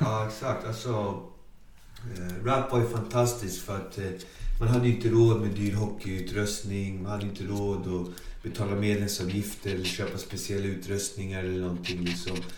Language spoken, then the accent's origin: Swedish; Botkyrka, Stockholm County, Sweden; Så jag kommer från Alby, då, Botkyrka. Jag är född, fostrad, uppvuxen i Alby